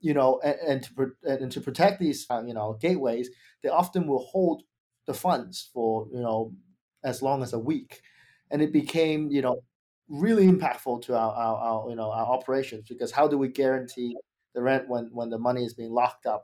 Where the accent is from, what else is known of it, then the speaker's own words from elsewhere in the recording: Australia; moved away; I'm actually from Australia